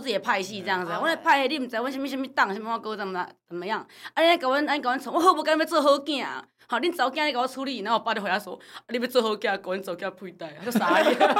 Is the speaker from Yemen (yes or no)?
no; Taiwan; 我们台湾人